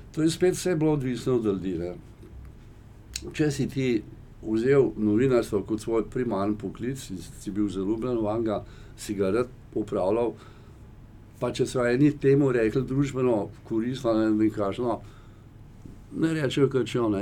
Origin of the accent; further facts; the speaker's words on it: Slovenia; Slovenci smo